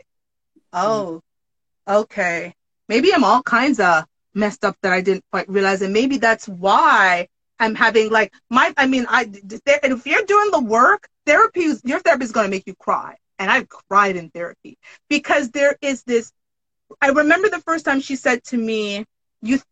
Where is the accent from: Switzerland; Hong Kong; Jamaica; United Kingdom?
Jamaica; I'm Jamaican